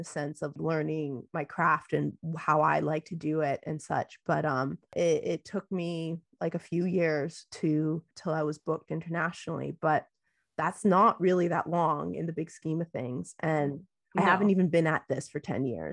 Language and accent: English; Canada; I am Canadian